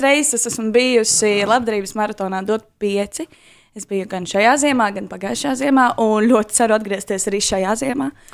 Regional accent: Skrīveri, Aizkraukle Municipality, Latvia; moved away as an adult; now in Riga, Latvia; es esmu dzimusi eh, diezgan radošā muzikālā ģimenē, aizkrauklē, skrīveros. Un, uh, tā kā es nāku no tā gala, bet nu, jau pēdējos gadus pavadu Rīgā

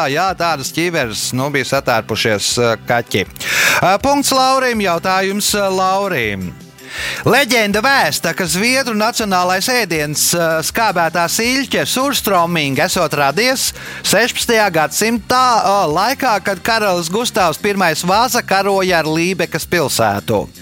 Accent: Valmiera, Vidzeme, Latvia; moved away as an adult; also born or lived in London; Es esmu dzimis Valmīrā.

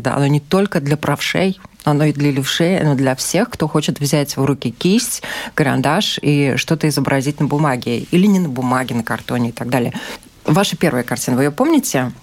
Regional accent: Ukraine; moved away; Я сама из Украины

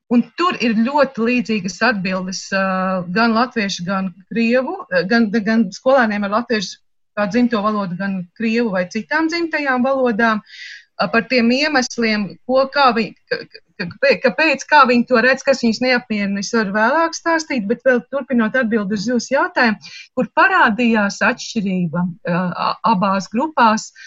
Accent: Latvia; jo es, es esmu latviete. Es neuzskatu, ka es esmu krieviete.

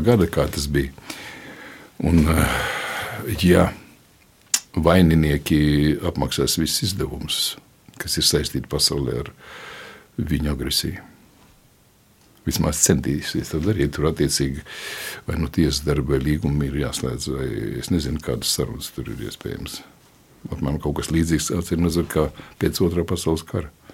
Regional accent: Latvia; es esmu tāds pats latviečs.

